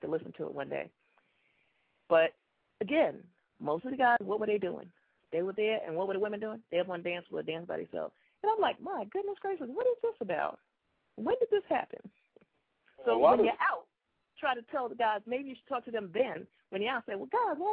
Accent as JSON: {"language": "English", "region": "New York", "country": "United States", "moved": "yes", "said": "I'm from New York originally"}